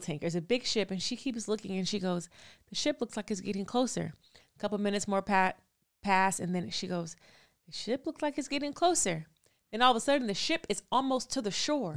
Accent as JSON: {"language": "English", "region": "California", "country": "United States", "tie": "born or raised there", "said": "I'm from California"}